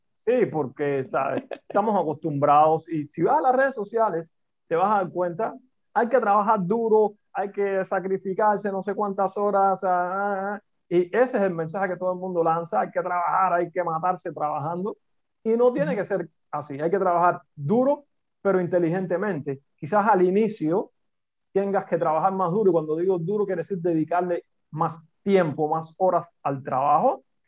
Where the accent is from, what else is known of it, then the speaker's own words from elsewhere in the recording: Cuba; accent: Cuban; moved away as an adult; also born or lived in Italy; now in Madrid, Spain; mi acento me delata, que soy cubano